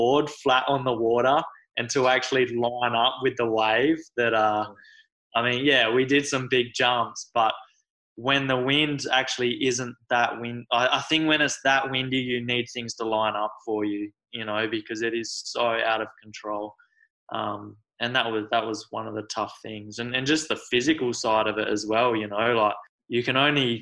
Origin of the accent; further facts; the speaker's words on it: Australia; I'm from Australia, so it's a bit different.